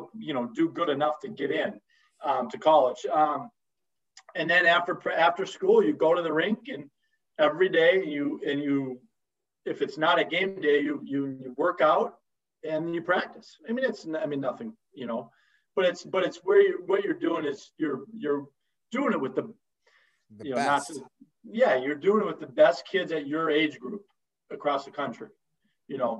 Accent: United States; being an American

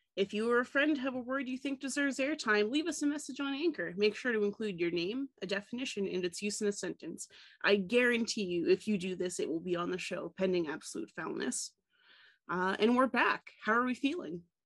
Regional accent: Tennessee, United States; moved away; growing up in Tennessee, we had Mayfield

